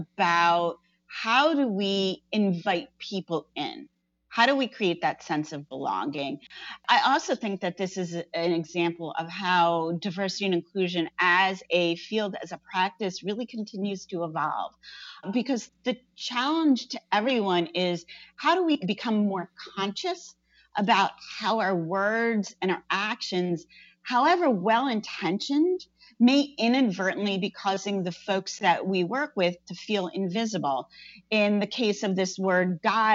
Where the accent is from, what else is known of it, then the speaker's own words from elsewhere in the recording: New Jersey, United States; I grew up in New Jersey